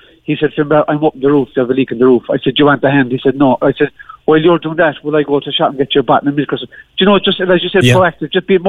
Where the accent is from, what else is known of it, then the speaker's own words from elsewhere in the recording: Cork, Munster, Ireland; moved away as an adult; now in Glanmire, Ireland; When I was younger growing up in Benlock